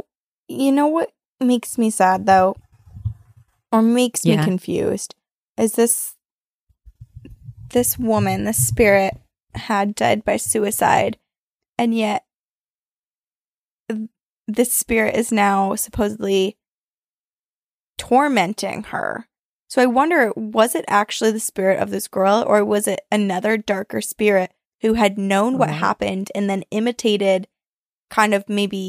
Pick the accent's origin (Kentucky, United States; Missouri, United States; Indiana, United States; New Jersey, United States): Missouri, United States; St. Louis; I grew up in St. Louis, Missouri, which, as you've probably heard, that city is haunted AF.